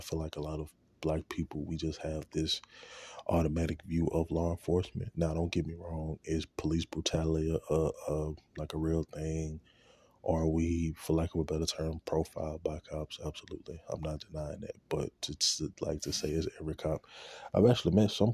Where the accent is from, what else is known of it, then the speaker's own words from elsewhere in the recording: Shreveport, Louisiana, United States; going back to Shreveport, where I'm from